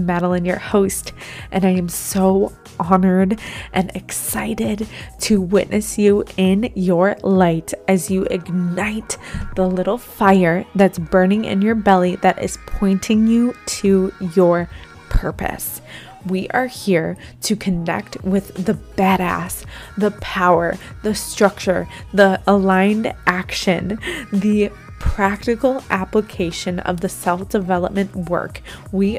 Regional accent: Buffalo, New York, United States; moved away; we are both from Buffalo

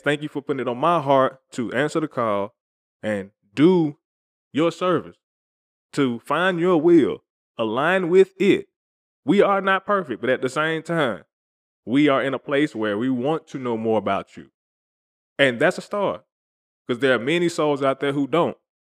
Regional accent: the South, United States; I'm from the South

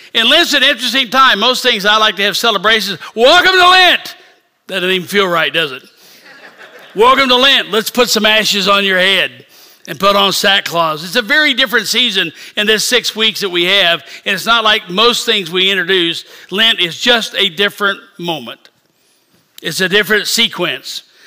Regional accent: Independence, Missouri, United States; moved away; I am from south of Kansas City. I was born in Independence, so Kansas City's home

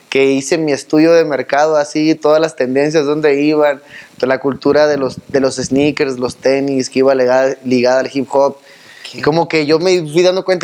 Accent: Cabo San Lucas, Baja California Sur, Mexico; No, soy de los Cabos.

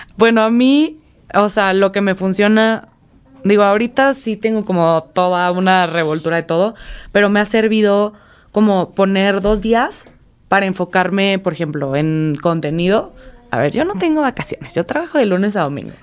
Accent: Mexico; nosotros como mexicanos

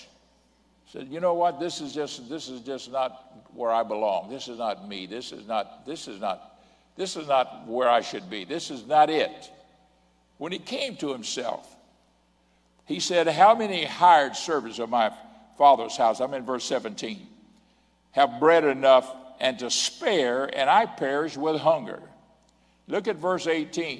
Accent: Pensacola, Florida, United States; I was born in Pensacola, Florida

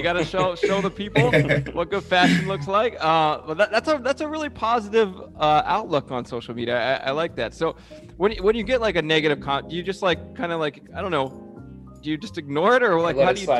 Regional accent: United States; So we're American, you know, so we break the rules.

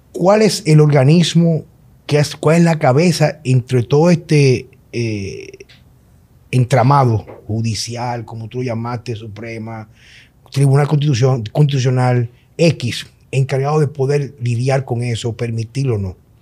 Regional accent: Dominican Republic; sabemos cómo somos los dominicanos con el tránsito

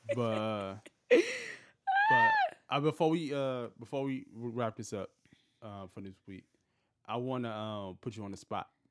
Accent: Detroit, Michigan, United States; moved away as an adult; now in Los Angeles, United States; I'm from Detroit, been here for such and such time

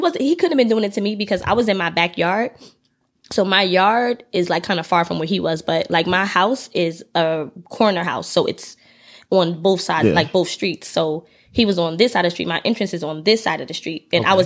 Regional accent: Irvington, New Jersey, United States; now in Newark, United States; But I grew up in Irvington originally. I went to the schools out here and all that stuff.

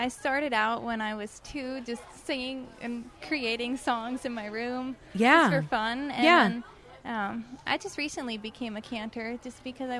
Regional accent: Canonsburg, Pennsylvania, United States; I'm from Cannonsburg, but I perform a lot locally in Pittsburgh.

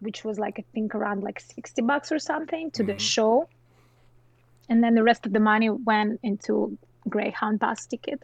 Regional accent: southern Russia, Russia; English is a second language; now in United States; I'm like 3 hour flight from Moscow, so it's like very south of Russia

